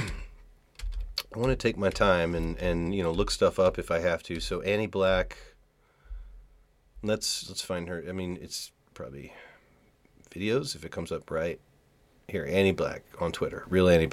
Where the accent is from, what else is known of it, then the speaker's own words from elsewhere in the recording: Virginia, United States; now in North Las Vegas, United States; I'm from Virginia, and counties are laid out differently there than here